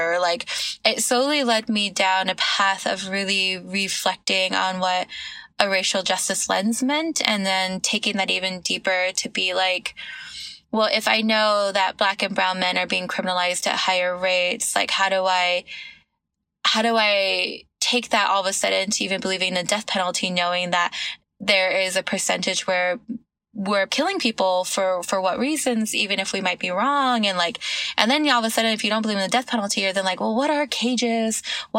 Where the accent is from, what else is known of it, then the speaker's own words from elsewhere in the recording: Texas, United States; also born or lived in California / New York City; I grew up in Texas, okay, but cool. Born in California. The longest I've ever lived in one place is New York City, but we bounced around a lot.